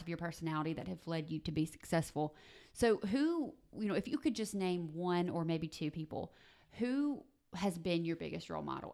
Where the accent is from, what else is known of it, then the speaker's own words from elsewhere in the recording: South Mississippi, United States; now in Tupelo, United States; I grew up in South Mississippi